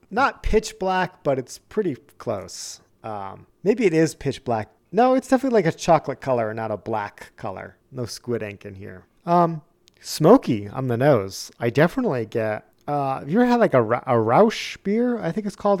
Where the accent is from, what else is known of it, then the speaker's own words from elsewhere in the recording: New England, United States; moved away; growing up in New England